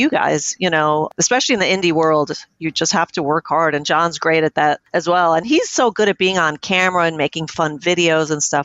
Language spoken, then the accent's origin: English; New York City, New York, United States; I grew up in New York City